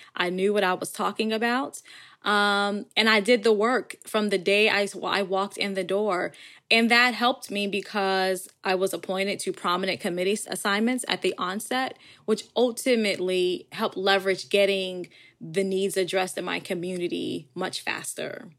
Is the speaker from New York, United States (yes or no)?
yes; Buffalo, New York, United States; now in Virginia, United States; Growing up in Buffalo and being born to a mother that was only sixteen years of age